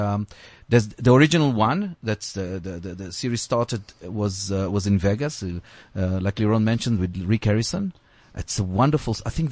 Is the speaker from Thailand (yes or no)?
no; South Africa; So we're proudly South African.